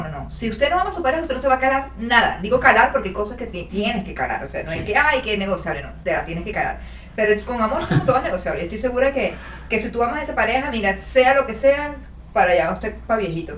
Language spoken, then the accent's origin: Spanish; Venezuela; moved away; sí extraño Venezuela, extraño lo que vivía allá